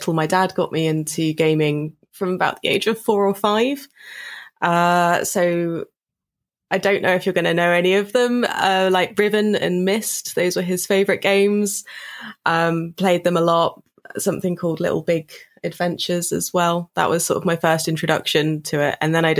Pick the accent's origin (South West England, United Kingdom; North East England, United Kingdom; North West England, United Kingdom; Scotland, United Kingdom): South West England, United Kingdom; Bournemouth; I grew up in Bournemouth in the United Kingdom, which is Dorset, so south coast on the beach.